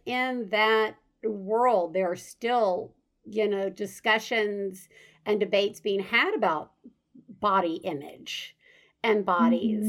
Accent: Deep South, United States; I grew up in the Deep South

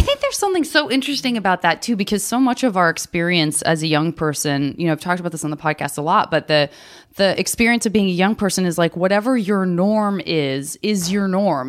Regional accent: Tucson, Arizona, United States; I'm from Tucson

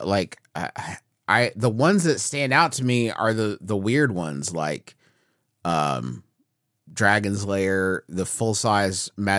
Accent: Huntington, West Virginia, United States; we grew up in Huntington, West Virginia.

